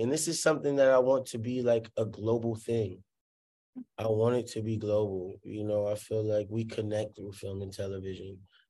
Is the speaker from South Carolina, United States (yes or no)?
no; Hollywood, California, United States; Like, I'm from Hollywood. Like, yeah, we don't do horses back there, you know?